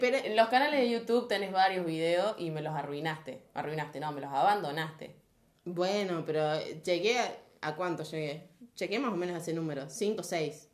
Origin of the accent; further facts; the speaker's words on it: Argentina; Somos argentinos